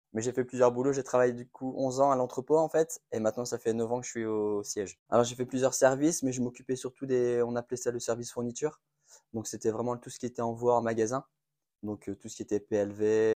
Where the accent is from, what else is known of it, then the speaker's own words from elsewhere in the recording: Roubaix, Hauts-de-France, France; je suis né à Roubaix